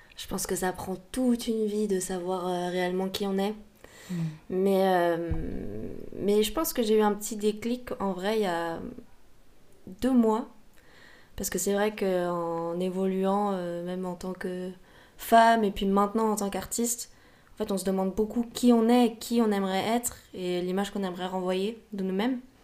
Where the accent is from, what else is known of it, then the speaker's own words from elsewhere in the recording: Paris, Île-de-France, France; also born or lived in London / Berlin; j'ai grandi euh, à Paris